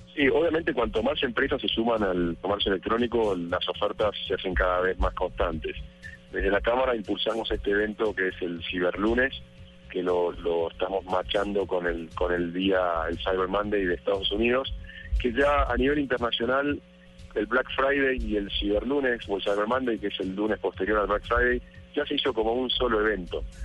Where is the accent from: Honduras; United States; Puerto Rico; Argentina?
Argentina; moved away as an adult; now in Colombia; soy argentino, estoy hace dos años y medio aquí en Colombia